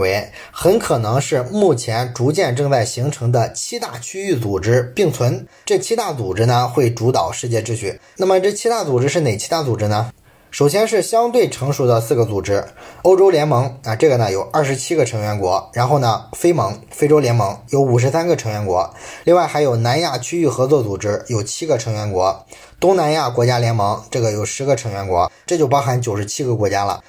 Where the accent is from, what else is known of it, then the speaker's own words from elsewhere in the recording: China; 我想我们中国人倒是不太知道啊